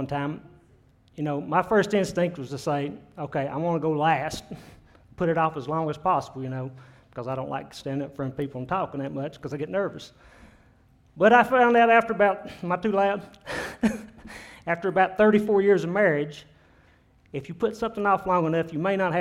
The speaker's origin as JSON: {"language": "English", "country": "United States", "tie": "born or raised there", "said": "I was born and raised here in Jefferson County."}